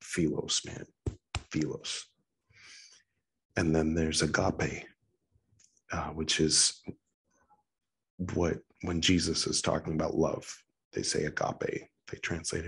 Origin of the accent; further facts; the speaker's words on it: California, United States; I'm from California